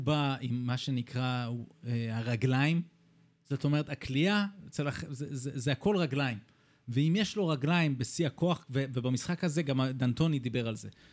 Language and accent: Hebrew; Israel; also born or lived in East Lansing, Michigan, US (born); אני ישראלי כמובן